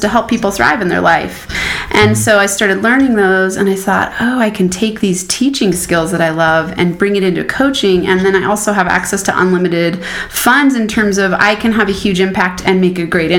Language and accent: English; Boulder, Colorado, United States; I am from Boulder, Colorado